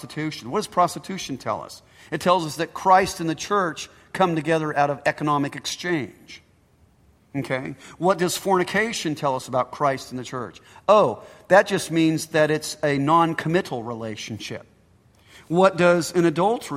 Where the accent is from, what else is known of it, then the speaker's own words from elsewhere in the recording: United States; I'm an American and an Italian